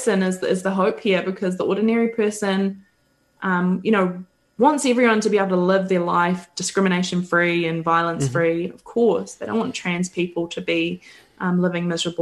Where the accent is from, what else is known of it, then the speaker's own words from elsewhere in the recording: New Zealand; accent: Kiwi; my Kiwi accent